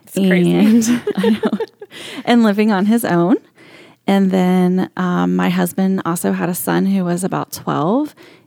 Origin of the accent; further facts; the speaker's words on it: central Florida, United States; I grew up in Florida, in kind of central Florida, in between Orlando and Daytona Beach